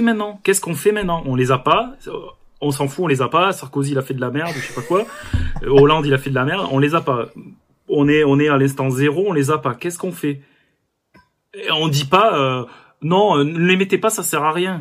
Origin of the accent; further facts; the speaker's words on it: France; on est, on est français quoi, on est têtu